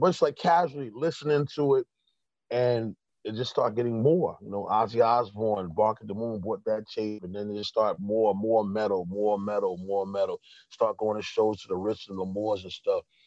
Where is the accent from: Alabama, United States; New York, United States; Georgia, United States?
New York, United States; New York City; also born or lived in the South (family); now in Brooklyn, United States; I'm reporting from Brooklyn, but I'm from Corona, Queens